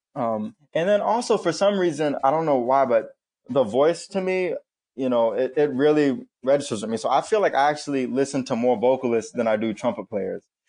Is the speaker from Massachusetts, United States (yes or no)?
no; Florida, United States; moved away as an adult; also born or lived in Indiana; now in New York, United States; I was born in Indiana, but I moved down to Florida when I was about five or six, so I'm definitely more of a Floridian